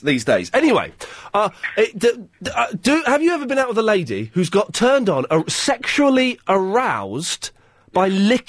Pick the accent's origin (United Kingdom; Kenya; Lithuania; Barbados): United Kingdom; People tend to err on the side of complaining because we're British, that's what we do.